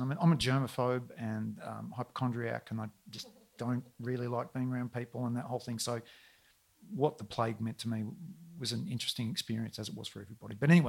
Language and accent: English; Melbourne, Victoria, Australia; I'm really sorry, ma'am. I'm from Melbourne.